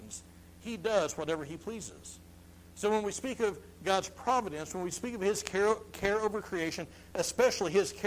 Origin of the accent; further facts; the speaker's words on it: Missouri, United States; I'm from Missouri.